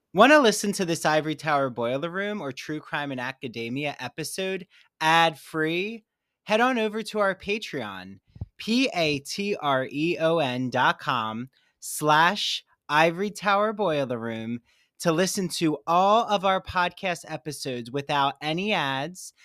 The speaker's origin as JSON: {"language": "English", "region": "New Jersey", "country": "United States", "said": "I'm from New Jersey"}